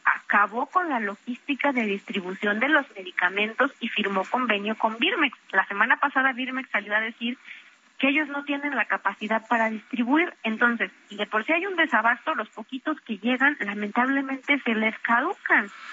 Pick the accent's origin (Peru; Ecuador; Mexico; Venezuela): Mexico; nosotros como mexicanos